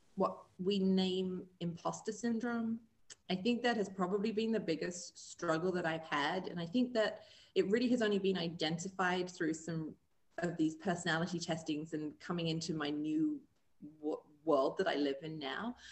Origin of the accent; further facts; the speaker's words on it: England, United Kingdom; moved away as an adult; also born or lived in Springfield, Missouri; now in Columbia, United States; I am originally from England and found my way over here to the US and um, made this my new home.